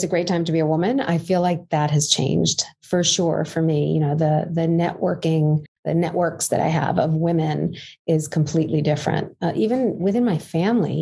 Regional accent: New York City, New York, United States; I grew up in Canarsie, Brooklyn

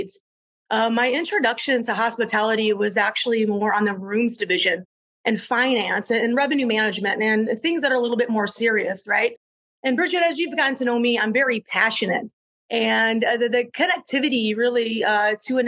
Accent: Southwest Michigan, United States; moved away as an adult; I grew up in Southwest Michigan, where it's really the fruit belt of Michigan

